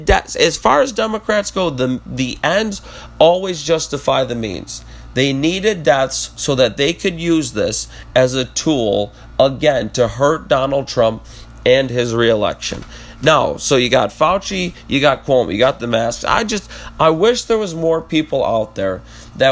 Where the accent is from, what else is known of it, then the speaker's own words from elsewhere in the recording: United States; we as Americans